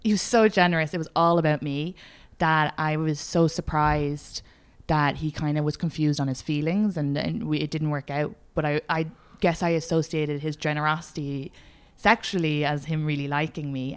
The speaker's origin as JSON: {"language": "English", "country": "Ireland", "moved": "yes", "said": "I'm Irish"}